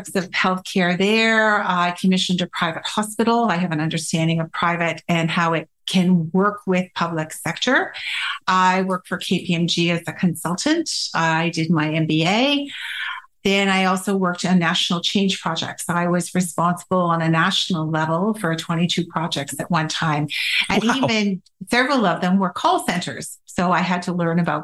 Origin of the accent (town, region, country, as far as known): Canada; born or raised there; moved away as an adult; also born or lived in Halifax / Ottawa / England